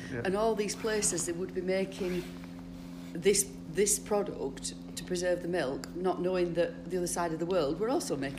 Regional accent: Todmorden, Yorkshire and the Humber, United Kingdom; I was born here.

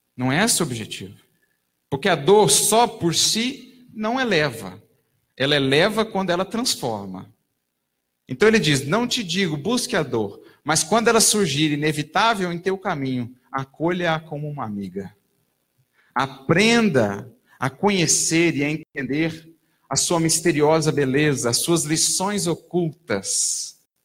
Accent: Brazil; todos nós, enquanto brasileiros, enquanto nação

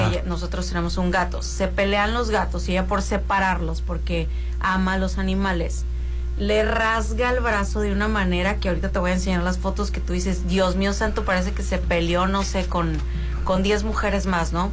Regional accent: Mazatlán, Sinaloa, Mexico; moved away as an adult; also born or lived in Mexico City; nací en la Ciudad de México, Rolando, y me trajeron a los tres años para acá

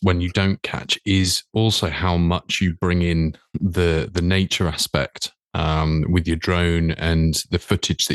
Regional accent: Reading, South East England, United Kingdom; I'm sort of from Reading, so I'm outside London

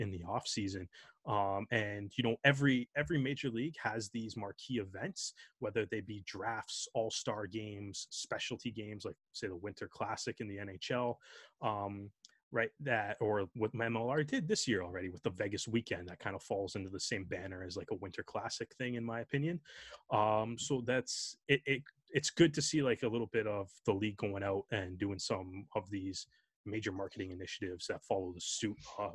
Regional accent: Canada; as Canadian rugby fans

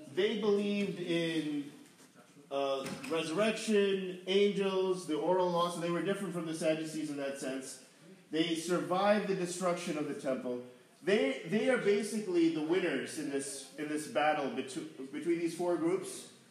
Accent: New York, United States; growing up in New York

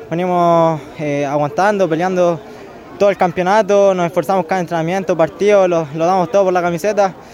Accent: Talca, Maule, Chile; yo en verdad soy de Talca, vengo de refuerzo y allá en Talca juego por el Club Deportivo Chacarilla, que me crié ahí de los 6, 7 años

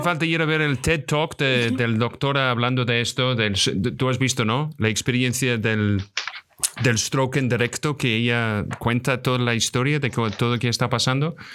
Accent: Scotland, United Kingdom; Soy de Escocia

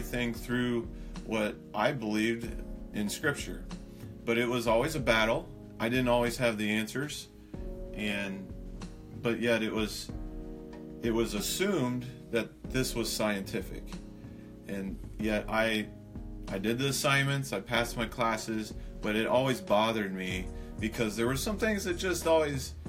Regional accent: Missouri, United States; also born or lived in Loma Linda, California; my parents quickly moved to the Midwest due to my dad needing a job

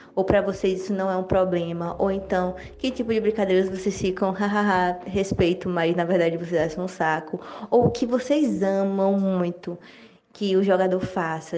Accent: Ceará, Brazil; now in Salvador, Brazil; Eu sou do Ceará, mas moro em Salvador, Bahia, então nordestina aqui.

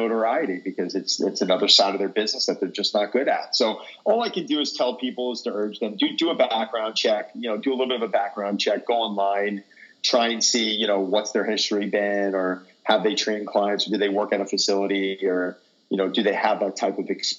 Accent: Long Island, New York, United States; I was born and raised in Long Island and moved into the city for about 13 years, got married with two kids, moved back to the island

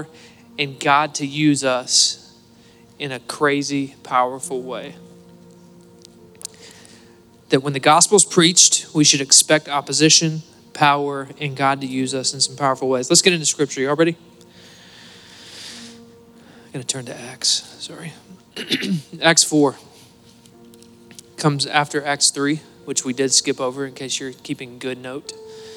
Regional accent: Cabot, Arkansas, United States; I'm from Cabot. It's part of my testimony

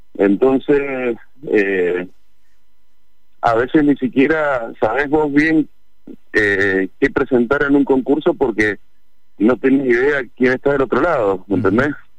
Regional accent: Mendoza, Argentina; sabemos lo que somos los mendocinos, que somos gente de trabajo

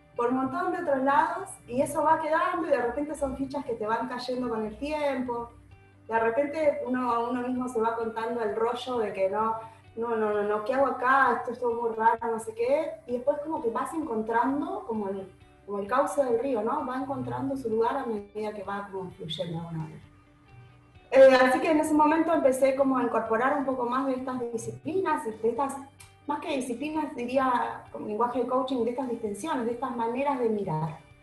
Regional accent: Uruguay; moved away as an adult; also born or lived in Argentina; now in Buenos Aires, Argentina; mucha gente cree que soy uruguaya, en realidad soy mixta, mi familia entera es uruguaya, viví en, nací en Argentina, nos volvimos a Uruguay y desde Uruguay me volví a mudar acá hace 20 años

